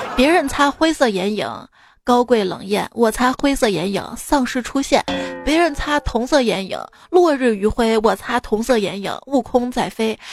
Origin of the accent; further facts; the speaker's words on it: Xi'an, Shaanxi, China; also born or lived in Chengdu; 我们西安这边